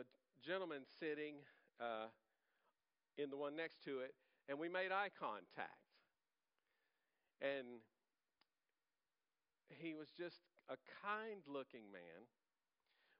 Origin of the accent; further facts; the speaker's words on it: Louisiana, United States; I'm from Louisiana. I'm from Louisiana